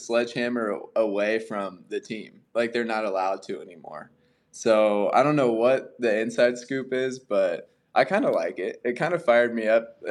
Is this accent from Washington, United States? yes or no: no; Eustis, Florida, United States; I'm like from Eustis, the town.